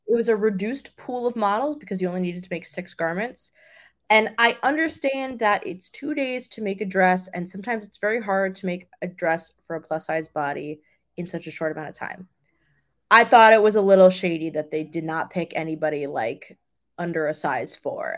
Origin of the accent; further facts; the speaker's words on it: New York, United States; I'm from New York